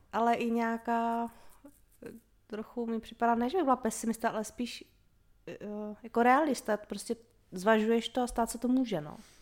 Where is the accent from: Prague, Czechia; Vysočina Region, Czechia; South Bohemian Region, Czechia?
Vysočina Region, Czechia; moved away as an adult; now in Brno area, Czech Republic; Já jsem vyrostla na Vysočině